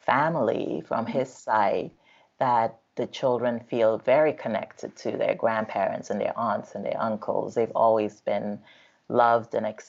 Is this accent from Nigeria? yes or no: yes; Nigeria; now in United States; as someone who came from Nigeria to this country, because I'm Nigerian